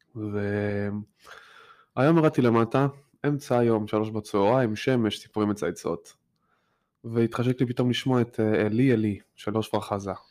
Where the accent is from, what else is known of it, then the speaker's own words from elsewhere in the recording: Tel Aviv, Tel Aviv District, Israel; also born or lived in Petah Tikva; now in New York, United States; אני גדלתי בשכונה מאוד חילונית במרכז תל אביב